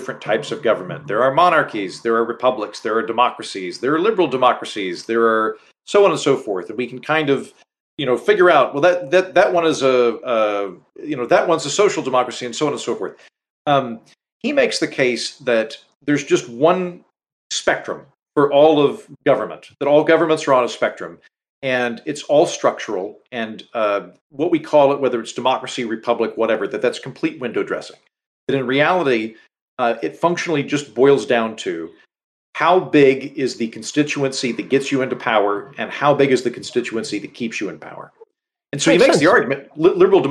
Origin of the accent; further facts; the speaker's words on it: United States; first language English; also born or lived in Texas / Edinburgh; As an American